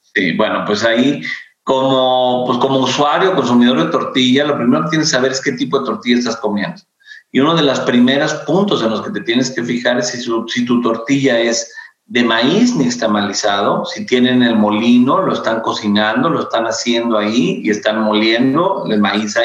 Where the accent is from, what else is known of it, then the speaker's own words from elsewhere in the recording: Mexico; como mexicanos